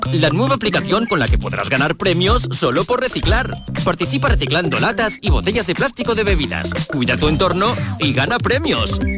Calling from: Córdoba, Andalusia, Spain; de Córdoba, comercial de pintura.

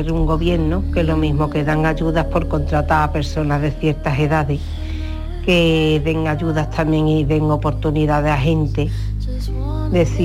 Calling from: Seville, Andalusia, Spain; Buenas tardes … de Sevilla.

